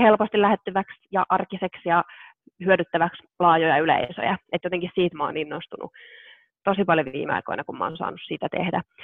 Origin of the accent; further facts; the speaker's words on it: South Ostrobothnia, Finland; mä oon itse kotoisin Etelä-Pohjanmaalta